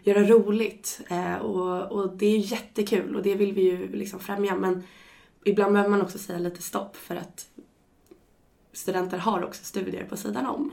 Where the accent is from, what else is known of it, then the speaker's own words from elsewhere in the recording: Stockholm, Stockholm County, Sweden; moved away as an adult; now in Uppsala, Sweden; lite i Uppsala och lite i Stockholm där jag kommer ifrån